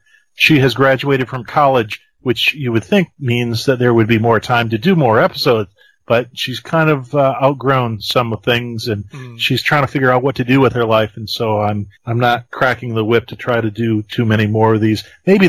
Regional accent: Ohio, United States; I'm not really from West Virginia. Yeah. So when they are looking for the most prolific letter writer or biggest fan of West Virginia, I don't qualify. Oh. I'm actually from Ohio. I only work in West Virginia.

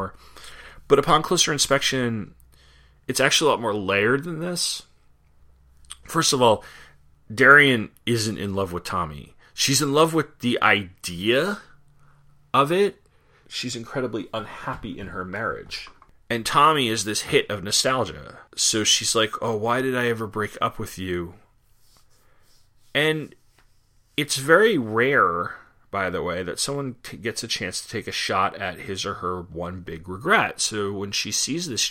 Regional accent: Long Island, New York, United States; moved away; I grew up on Long Island

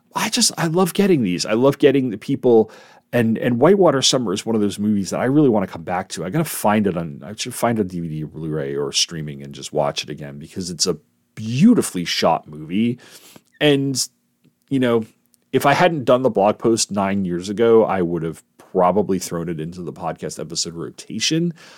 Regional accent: East Coast, United States; I'm from the East Coast

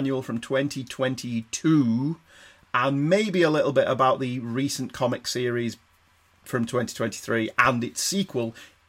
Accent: Manchester, North West England, United Kingdom; we're from Manchester

